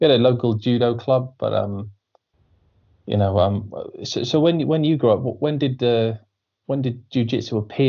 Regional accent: Pembrokeshire, Wales, United Kingdom; I grew up down west in Pembrokeshire

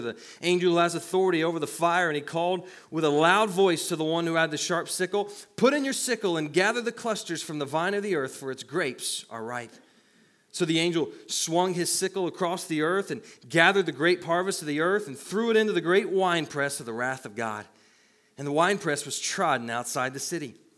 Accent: the Bible Belt, United States; where I grew up in the Bible Belt, we didn't believe in wine

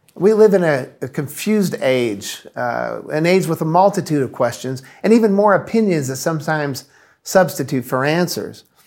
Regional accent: Indiana, United States; moved away as an adult; now in Massachusetts, United States; we're originally from the Midwest, from Indiana.

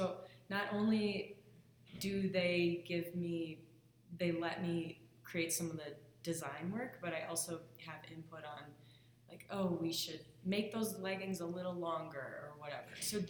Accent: Midwest, United States; So I'm from the Midwest, but I moved out west and I was involved with PSIA and ski instructing for 12 years.

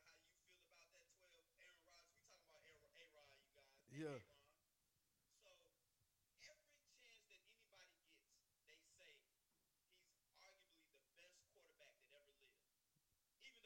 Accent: Milwaukee, Wisconsin, United States; I was born and raised in Milwaukee a long time ago.

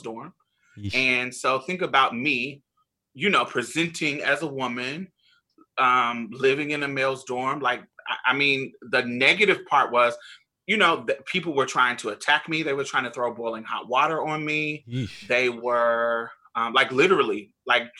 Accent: Indiana, United States; moved away; also born or lived in Boston, Massachusetts / Mississippi; I'm from Indiana. So that's like the Midwest

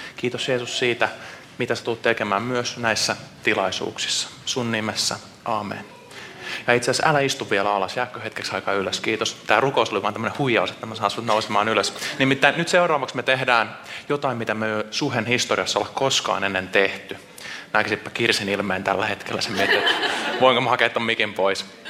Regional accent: Seinäjoki, South Ostrobothnia, Finland; now in Vantaa, Finland; Mä oon Seinäjoelta kotoisin, mutta ollaan nyt puolitoista vuotta käyty täällä Suhessa

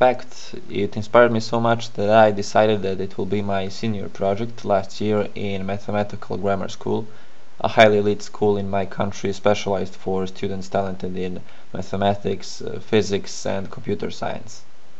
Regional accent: Serbia; I'm from Serbia

